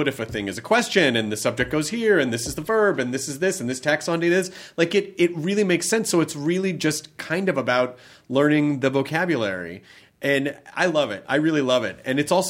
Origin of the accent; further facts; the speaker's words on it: United States; We're American, you know, like we all kind of have our own version of language